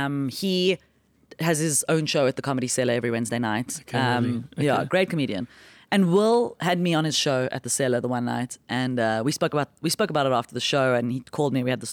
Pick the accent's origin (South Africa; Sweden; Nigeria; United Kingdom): South Africa; So I just say I'm from South Africa and I'm here on a holiday from crime.